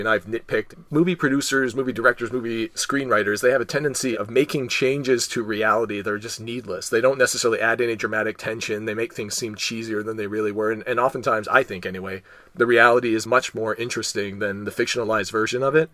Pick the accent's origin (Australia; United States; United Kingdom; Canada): Canada; I'm Canadian